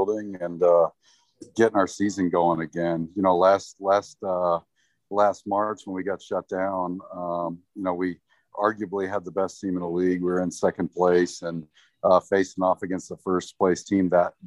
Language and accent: English; just outside of Detroit, Michigan, United States; moved away; I grew up in Michigan, just outside of Detroit